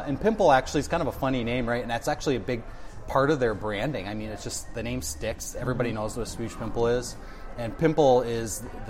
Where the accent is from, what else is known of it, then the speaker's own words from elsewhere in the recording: Gladstone, Michigan, United States; moved away as an adult; also born or lived in Howell, Michigan; I grew up in Gladstone.